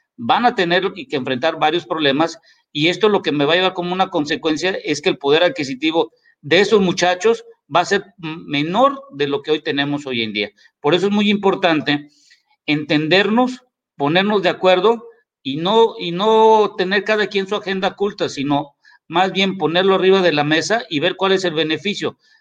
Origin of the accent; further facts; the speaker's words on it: Mexico; aquí en México